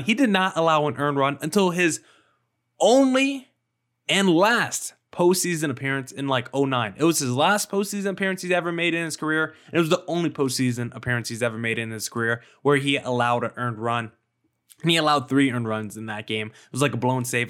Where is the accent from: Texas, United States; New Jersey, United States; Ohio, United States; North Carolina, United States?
New Jersey, United States; now in Arizona, United States; I grew up in New Jersey